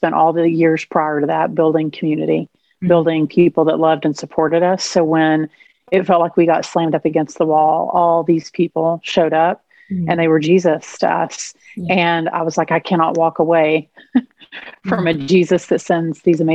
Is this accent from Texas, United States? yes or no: yes; Texas, United States; accent: twang; I grew up in Texas, so six generations back